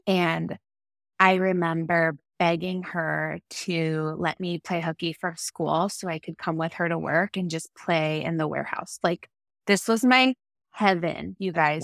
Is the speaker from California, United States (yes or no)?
yes; Orange, California, United States; also born or lived in San Francisco / Los Angeles; grew up in Orange, California, so a little bit inland of where we live now by the coast